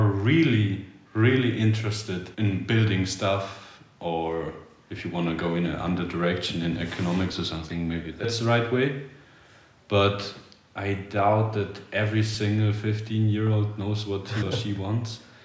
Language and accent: English; Vorarlberg, Austria; moved away as an adult; also born or lived in Poland; now in Vienna, Austria; I'm originally from Poland but I moved here with my mom at the age of three and a half, four years. And ever since then, I lived in Vorarlberg